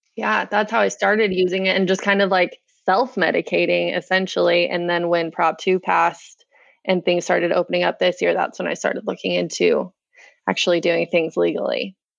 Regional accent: West Point, Utah, United States; I grew up, born and raised in West Point, Utah.

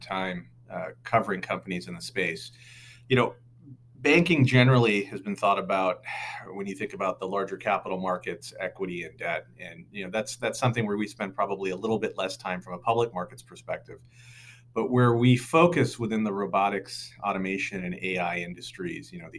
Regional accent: Pacific Northwest, United States; moved away as an adult; also born or lived in New York City; I'm originally from the Pacific Northwest

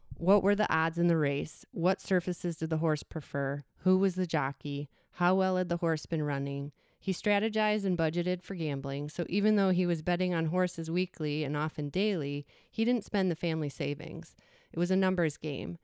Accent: suburb neighboring Arlington Heights, near Chicago, Illinois, United States; my hometown's neighboring town, Arlington Heights

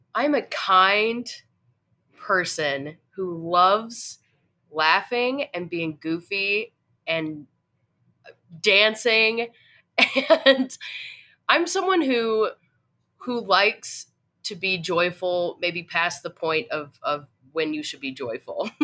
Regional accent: Tennessee, United States; moved away; I'm originally from Tennessee

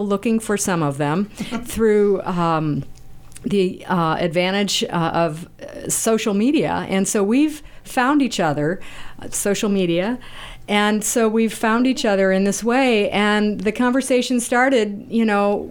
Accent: Pittsburg, Kansas, United States; moved away; at the time, was from Pittsburgh, Kansas, very small town in Kansas

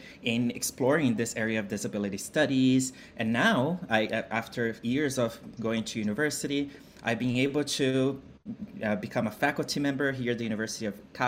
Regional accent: Brazil; moved away; I'm originally from Brazil. And I grew up in a family, a working class family

